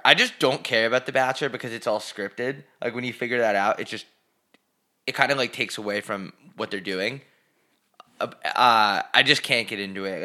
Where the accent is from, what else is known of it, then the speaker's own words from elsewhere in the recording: United States; now in Scottsdale, United States; I'm fucking from New York.